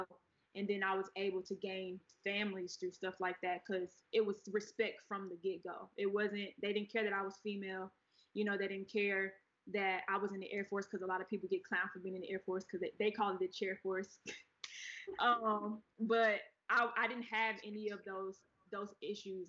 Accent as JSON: {"language": "English", "town": "Atlanta", "region": "Georgia", "country": "United States", "tie": "born or raised there", "also_born_or_lived": "Pensacola, Florida", "said": "I'm from Atlanta. I know Atlanta. I was born in Pensacola, Florida, though and that's where my grandmother raised me until I was about eight. Then we moved to Atlanta"}